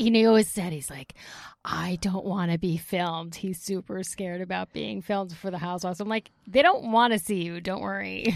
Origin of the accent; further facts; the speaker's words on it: Bergenfield, New Jersey, United States; also born or lived in Ramsey, New Jersey; I grew up in Bergen County in Bergenfield.